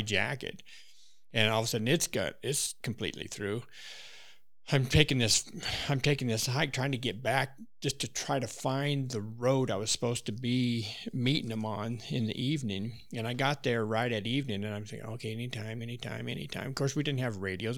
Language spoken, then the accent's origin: English; Wyoming, United States; moved away; I grew up in Wyoming, so I had really no reason to go out of state